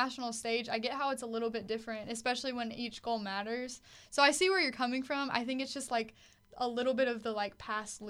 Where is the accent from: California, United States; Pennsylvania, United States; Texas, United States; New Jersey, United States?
Texas, United States; Fairfield; my hometown